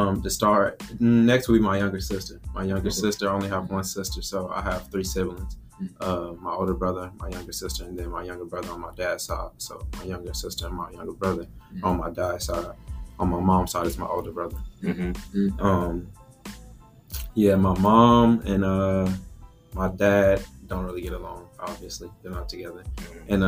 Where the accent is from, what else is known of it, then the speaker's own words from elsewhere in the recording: Nashville, Tennessee, United States; also born or lived in Dickson, Tennessee; I'm from Nashville, Tennessee, and born and raised 18 years